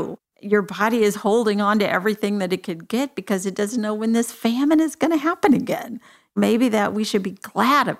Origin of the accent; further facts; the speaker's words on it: Texas, United States; I'm from Texas